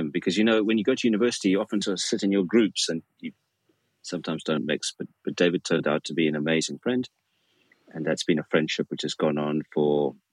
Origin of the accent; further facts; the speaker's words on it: Cape Town, Western Cape, South Africa; and growing up in Cape Town, also one one learns to to love swimming because uh, on either side uh, you have magnificent places to swim.